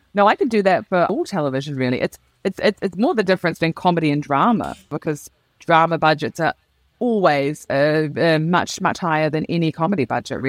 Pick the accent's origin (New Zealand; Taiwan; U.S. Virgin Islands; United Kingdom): New Zealand; moved away; I am a New Zealander who's moved to a country which I will say, I know it's a generalization, but it's broadly emotionally repressed.